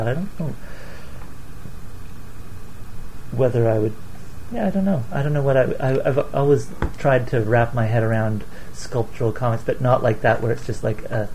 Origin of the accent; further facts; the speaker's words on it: Guelph, Ontario, Canada; also born or lived in Toronto; now in Vancouver, Canada; I moved from Guelph to Toronto